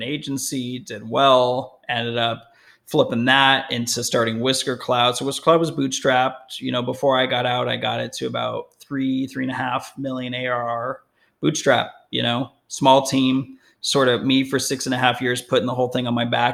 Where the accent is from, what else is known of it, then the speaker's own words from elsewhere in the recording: Las Vegas, Nevada, United States; moved away as an adult; also born or lived in Denver, Colorado; now in Newport Beach, United States; I'm born and raised in Vegas